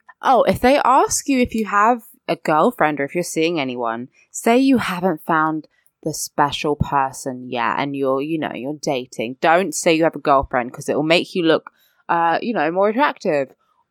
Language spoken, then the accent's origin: English; United Kingdom; I'm British.